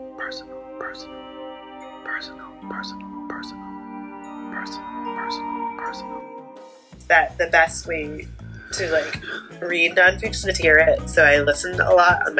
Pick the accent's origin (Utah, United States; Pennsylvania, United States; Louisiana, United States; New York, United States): New York, United States; Syracuse; I grew up in Syracuse, New York, which is like right in the center of New York State along the Erie Canal